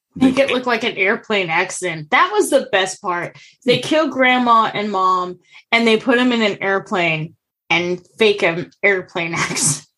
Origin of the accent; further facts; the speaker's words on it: United States; as an American